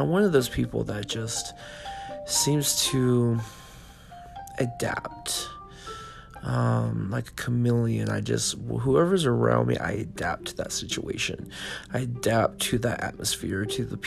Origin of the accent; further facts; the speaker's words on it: California, United States; moved away as an adult; also born or lived in Nevada; I left my home state of California and I went to the state of Nevada